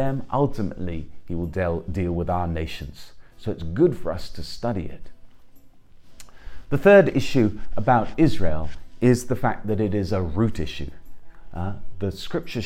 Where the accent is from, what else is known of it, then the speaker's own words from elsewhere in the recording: England, United Kingdom; I'm an Englishman